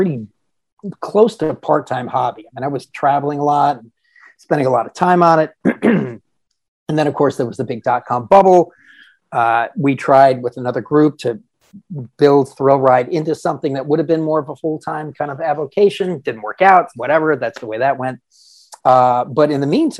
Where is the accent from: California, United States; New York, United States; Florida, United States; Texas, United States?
California, United States; Southern; I grew up in Southern California